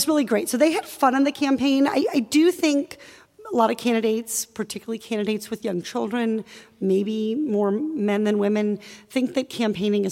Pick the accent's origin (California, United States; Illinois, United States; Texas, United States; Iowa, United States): Iowa, United States; I grew up in Iowa